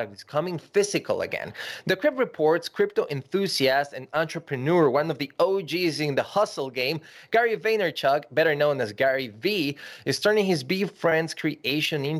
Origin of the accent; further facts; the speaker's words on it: Ecuador; I grew up in Ecuador